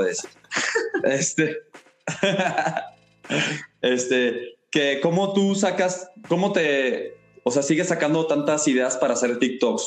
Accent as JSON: {"language": "Spanish", "country": "Mexico", "said": "nos une a todos como mexicanos"}